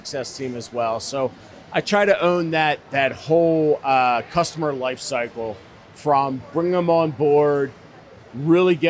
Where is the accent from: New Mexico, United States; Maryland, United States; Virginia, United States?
Maryland, United States; Baltimore; growing up in Baltimore, Maryland, would go to Ocean City with my parents